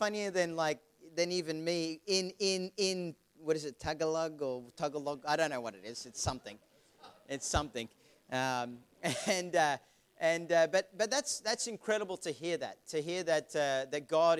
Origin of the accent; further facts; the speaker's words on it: Melbourne, Victoria, Australia; moved away; also born or lived in Vanuatu / Queensland; I'm actually not a Queenslander. I'm from Melbourne originally